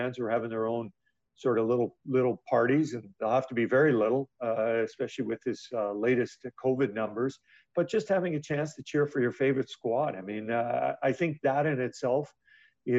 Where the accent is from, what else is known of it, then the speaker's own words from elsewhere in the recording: Edmonton, Alberta, Canada; I'm born and raised in Edmonton